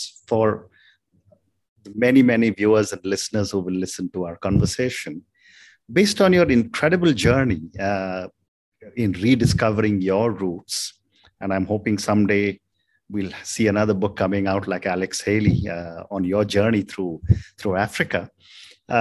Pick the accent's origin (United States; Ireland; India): India; as an Indian